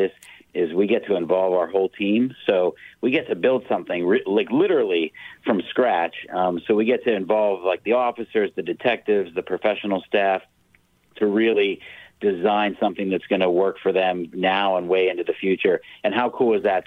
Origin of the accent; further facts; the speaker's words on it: Pittsburgh, Pennsylvania, United States; now in Frederick, United States; Pittsburgh was my hometown